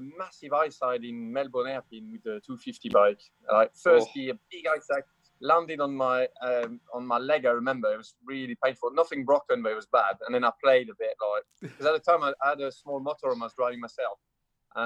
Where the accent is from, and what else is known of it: France; accent: French; English is a second language; moved away as an adult; now in England, United Kingdom